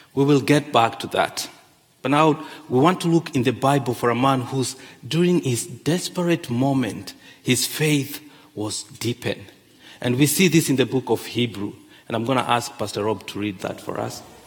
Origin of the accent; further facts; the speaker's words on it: Kenya; moved away; I grew up in Kenya.